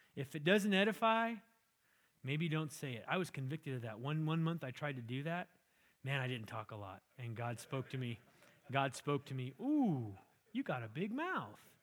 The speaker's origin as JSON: {"language": "English", "region": "California", "country": "United States", "tie": "born or raised there", "said": "I grew up in California, had an orange tree in the backyard"}